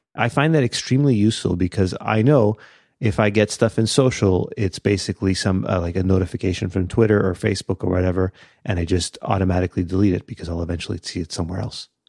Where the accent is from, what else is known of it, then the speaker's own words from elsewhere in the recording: Canada; we're Canadian